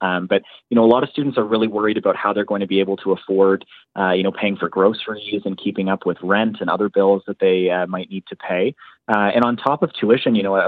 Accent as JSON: {"language": "English", "region": "Ontario", "country": "Canada", "tie": "born or raised there", "moved": "as an adult", "lives_now": "Halifax, Canada", "said": "so I go to school here in Halifax, but I grew up in Ontario"}